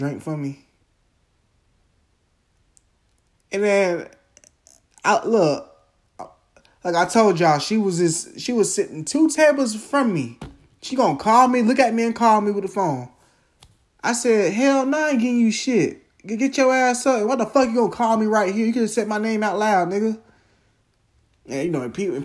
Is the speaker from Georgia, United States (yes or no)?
no; Jacksonville, Florida, United States; I'm from Jacksonville, Florida